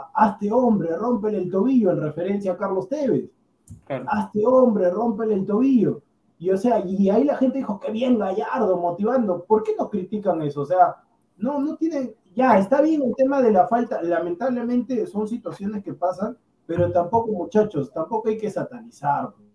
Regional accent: Peru; yo como peruano

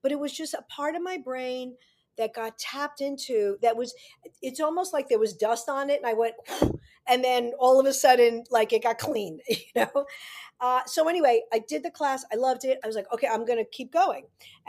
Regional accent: New York City, New York, United States; I grew up in New York City.

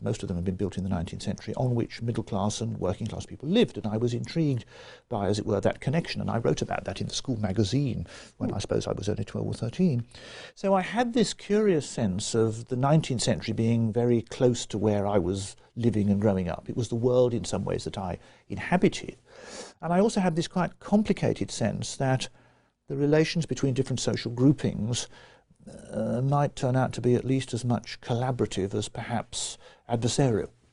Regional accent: Birmingham, West Midlands, United Kingdom; I grew up in Birmingham. I was born in 1950 and on the western side of Birmingham.

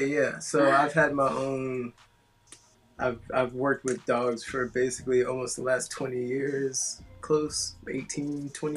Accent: Atlanta, Georgia, United States; moved away as an adult; also born or lived in Queens, New York; now in Tampa, United States; my family's originally from Queens, mm-hmm. and then we moved to Atlanta

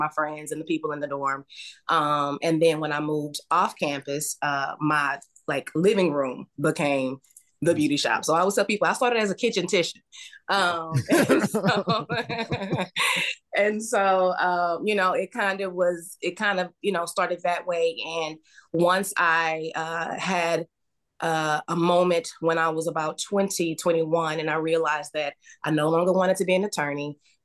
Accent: Houston, Texas, United States; also born or lived in Henderson, Texas; I am from Texas. I was born in a little town called Henderson, Texas, and then I moved to Houston when I was 10. So, you know, pretty much a Houstonian now.

